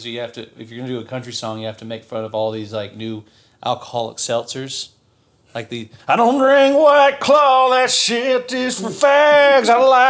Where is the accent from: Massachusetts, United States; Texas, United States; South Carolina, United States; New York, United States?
South Carolina, United States; Folly Beach; I'm from Folly Beach, where are you?